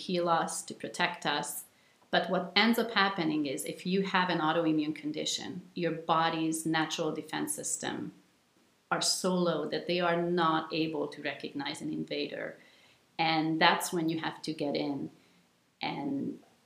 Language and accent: English; Hungary; moved away as an adult; I was born in Hungary and lived there until the end of high school. Came to college here.